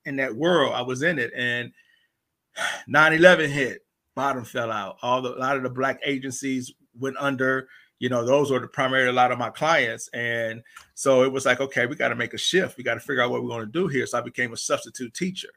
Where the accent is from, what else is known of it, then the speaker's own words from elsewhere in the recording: St. Louis, Missouri, United States; moved away as an adult; I'm originally from St. Louis, Missouri. I lived there till like 19